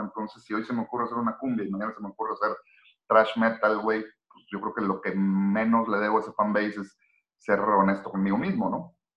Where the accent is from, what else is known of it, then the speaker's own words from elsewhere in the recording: Monterrey, Nuevo León, Mexico; soy un tipo mexicano de la ciudad de Monterrey